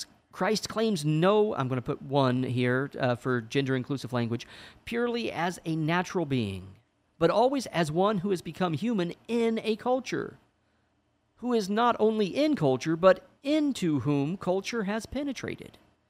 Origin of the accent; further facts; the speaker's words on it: Indiana, United States; moved away; I'm from Indiana